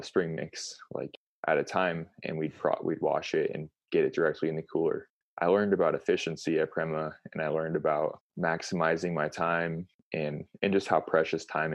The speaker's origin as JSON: {"language": "English", "country": "United States", "tie": "born or raised there", "said": "I grew up in Tahoe"}